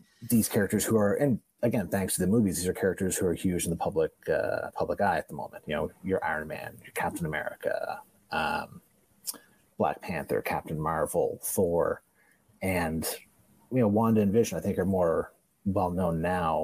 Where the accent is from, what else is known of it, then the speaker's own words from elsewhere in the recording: Canada; I'm Canadian